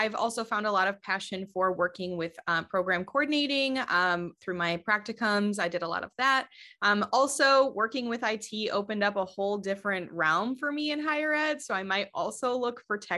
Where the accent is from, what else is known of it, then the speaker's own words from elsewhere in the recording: Michigan, United States; I am from Michigan